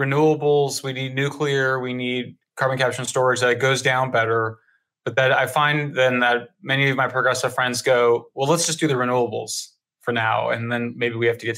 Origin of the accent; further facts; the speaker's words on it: Colorado, United States; I'm from Colorado. It's a huge fracking state